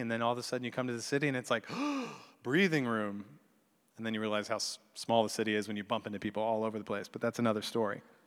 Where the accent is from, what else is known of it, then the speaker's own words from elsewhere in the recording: the religious South, United States; also born or lived in Chicago; I grew up in the religious South, although I was born in Chicago